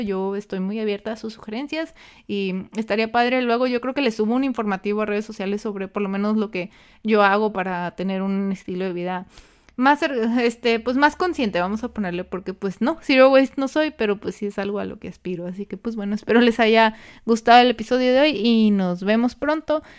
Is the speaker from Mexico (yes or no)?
yes; Mexico; nosotros como el mexicano, para, los que son de México